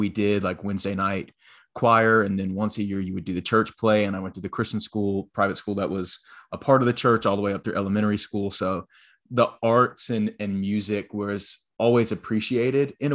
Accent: Florence, South Carolina, United States; I am originally from Florence, South Carolina

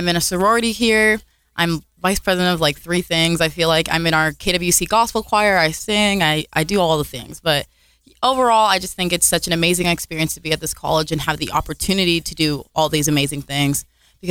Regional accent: Las Vegas, Nevada, United States; moved away as an adult; now in Kentucky, United States; I was born in Las Vegas, Nevada

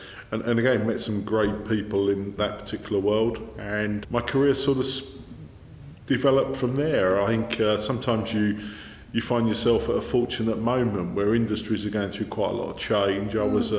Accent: South East England, United Kingdom; born there; I was born in Kent.

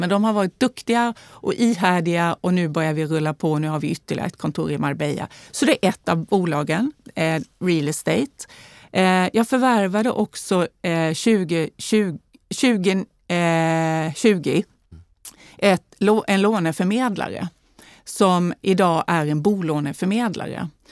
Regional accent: Värnamo, Jönköping County, Sweden; accent: Småland dialect; now in Stockholm, Sweden; Jag är ju född och uppvuxen i Småland, i Värnamo

